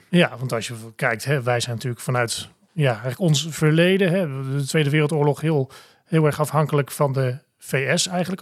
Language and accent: Dutch; Netherlands; zijn wij Nederlanders